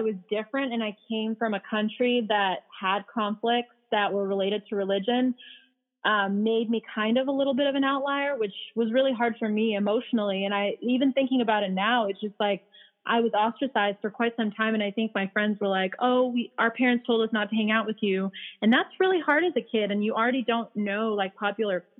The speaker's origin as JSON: {"language": "English", "region": "California", "country": "United States", "tie": "born or raised there", "also_born_or_lived": "Bosnia / Philadelphia", "said": "I came here when I was 5, which is why I don't really have an accent, and I grew up in California"}